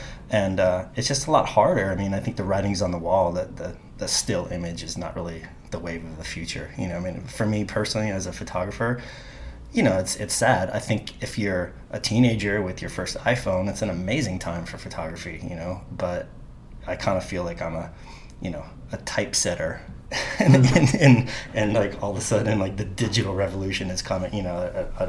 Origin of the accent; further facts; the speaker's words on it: Carpinteria, California, United States; now in New York City, United States; Basically, Carpinteria, where we did our last podcast. So I moved literally from my parents' garage to New York City, and originally for 6 months, and now it's been, you know, 20 plus years.